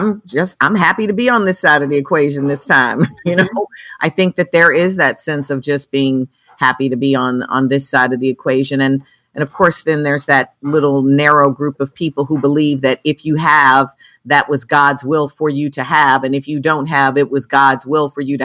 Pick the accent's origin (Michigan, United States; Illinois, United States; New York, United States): Illinois, United States; Chicago; I grew up in Chicago